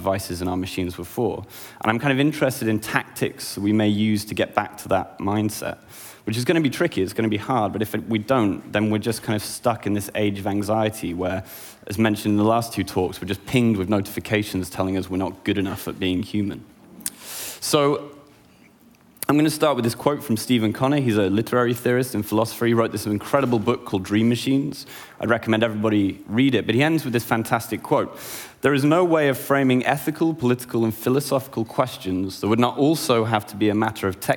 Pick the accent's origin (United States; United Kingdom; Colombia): United Kingdom; I'm a British, an artist, and an academic